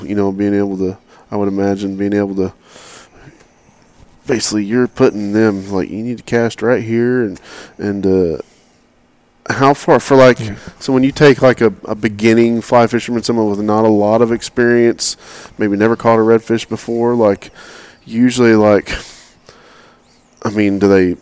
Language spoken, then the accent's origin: English; Oklahoma, United States; I'm from Oklahoma